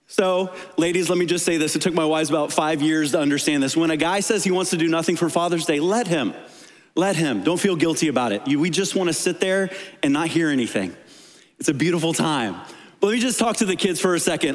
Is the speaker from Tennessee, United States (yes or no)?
yes; Tennessee, United States; I was born in Tennessee